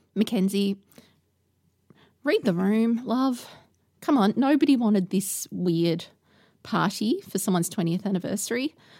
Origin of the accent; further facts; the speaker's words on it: Australia; speaking as an Australian podcaster who podcasts weekly about neighbours